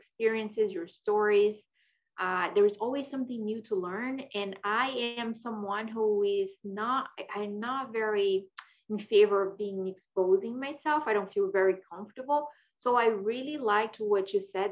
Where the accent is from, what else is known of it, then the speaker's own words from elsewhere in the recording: Brazil; English is a second language; moved away as an adult; now in Philadelphia, United States; I am originally from Brazil